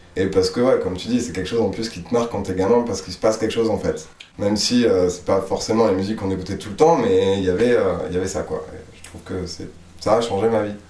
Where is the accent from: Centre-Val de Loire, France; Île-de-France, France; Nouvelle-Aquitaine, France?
Nouvelle-Aquitaine, France; Île d'Oléron; also born or lived in south-west France; je suis arrivé là assez petit, donc en fait je pense que je suis un peu d'ici.